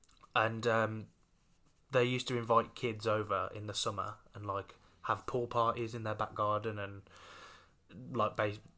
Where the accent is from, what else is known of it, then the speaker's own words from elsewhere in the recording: Brownhills, West Midlands, United Kingdom; also born or lived in Rushall; we moved from Brown Hills into Rushall.